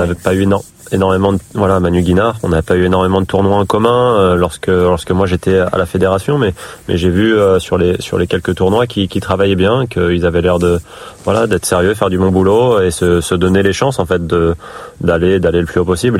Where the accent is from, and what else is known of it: Île-de-France, France; born or raised there; also born or lived in Gassin, Var; now in Brittany, France